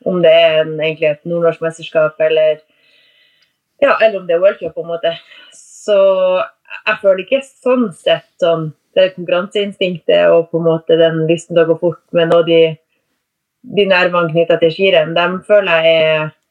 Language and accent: Norwegian; Tromsø, Troms, Norway; Jeg er jo fra Tromsø. Fra selve Tromsø Tromsøbya.